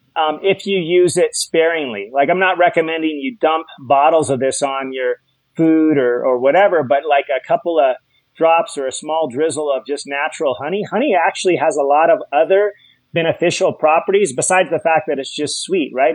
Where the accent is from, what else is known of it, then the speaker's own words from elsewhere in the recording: Hawaii, United States; I'm from Hawaii